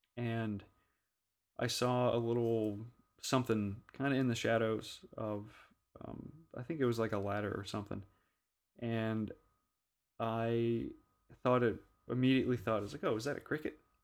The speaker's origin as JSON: {"language": "English", "region": "Louisiana", "country": "United States", "tie": "born or raised there", "said": "growing up in Louisiana"}